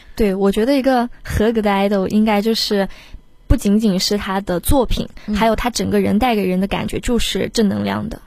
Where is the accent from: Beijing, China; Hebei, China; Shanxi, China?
Shanxi, China; 我从小生活在山西